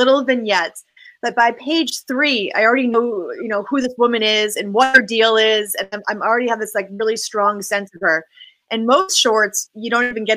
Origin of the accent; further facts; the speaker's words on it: Boston, Massachusetts, United States; moved away as an adult; now in Los Angeles, United States; I'm really excited to be working in my hometown